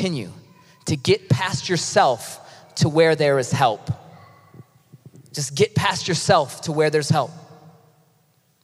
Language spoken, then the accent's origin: English; Ypsilanti, Michigan, United States; moved away; I was born in Ypsilanti